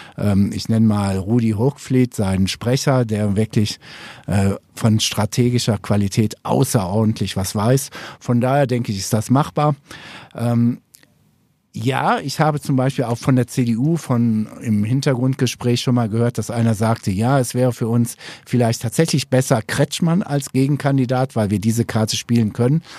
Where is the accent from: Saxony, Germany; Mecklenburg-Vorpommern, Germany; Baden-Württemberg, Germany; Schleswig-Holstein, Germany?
Baden-Württemberg, Germany; Upper Swabia; bei uns in Oberschwaben